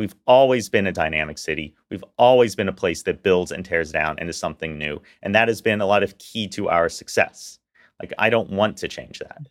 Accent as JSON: {"language": "English", "town": "Houston", "region": "Texas", "country": "United States", "tie": "born or raised there", "said": "as a lifelong Houstonian, I grew up in Meyerland"}